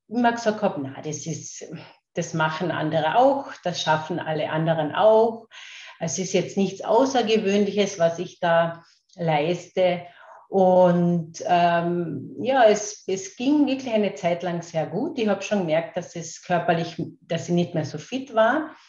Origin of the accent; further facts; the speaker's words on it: Carinthia, Austria; accent: Carinthian; Ich werde eh schauen, dass ich meinen Kärntner Dialekt ein klein wenig in den Griff bekomme, weil ich aus Kärnten bin.